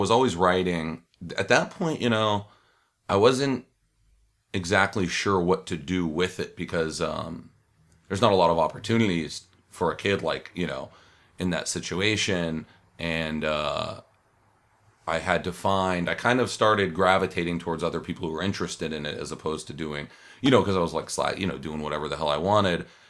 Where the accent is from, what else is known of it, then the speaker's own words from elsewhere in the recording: Los Angeles, California, United States; I'm from Los Angeles, from Hollywood.